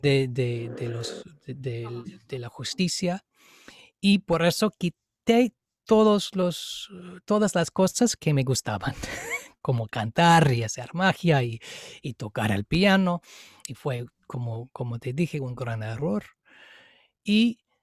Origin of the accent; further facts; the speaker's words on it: Seattle, Washington, United States; Spanish is a second language; moved away as an adult; also born or lived in India; soy de Seattle, en Estados Unidos, en el estado de Washington